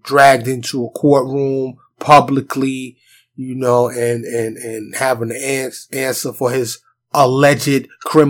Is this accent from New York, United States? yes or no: yes; New York, United States; now in Dallas, United States; I grew up in New York